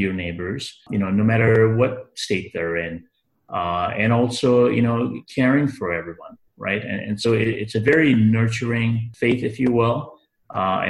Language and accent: English; Mombasa, Mombasa County, Kenya; also born or lived in Nairobi, Kenya; now in Canada; I was born in Kenya. I was born actually in a place called Mombasa. And, you know, come from very humble beginnings.